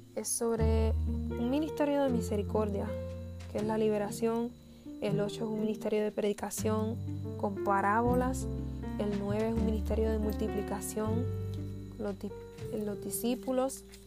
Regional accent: Puerto Rico; Soy puertorriqueña

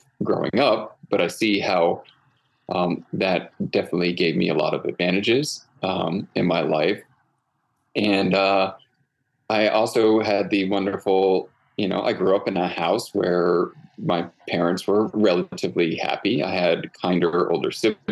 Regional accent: Connecticut, United States; moved away as an adult; also born or lived in Central Coast of California; now in California, United States; I grew up in Connecticut

